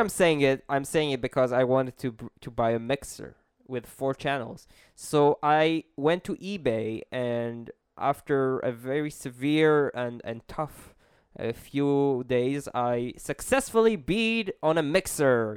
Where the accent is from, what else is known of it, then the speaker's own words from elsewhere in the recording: Israel; I'm an Israeli.